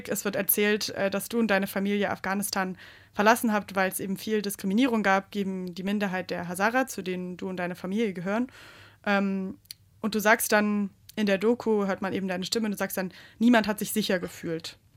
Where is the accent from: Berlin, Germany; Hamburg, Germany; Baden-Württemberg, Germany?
Baden-Württemberg, Germany; Swabia; accent: Swabian; now in Saxony, Germany